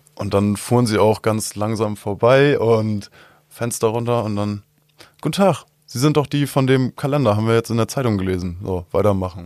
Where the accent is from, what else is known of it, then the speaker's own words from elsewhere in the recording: Albersdorf, Schleswig-Holstein, Germany; ich komme ursprünglich aus Albersdorf